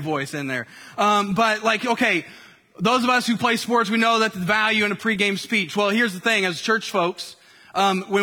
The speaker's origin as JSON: {"language": "English", "region": "Indiana", "country": "United States", "tie": "born or raised there", "said": "I grew up in Indiana"}